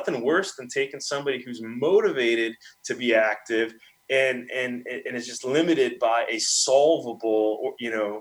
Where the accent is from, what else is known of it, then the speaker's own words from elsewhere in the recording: Milwaukee, Wisconsin, United States; moved away; my hometown, Milwaukee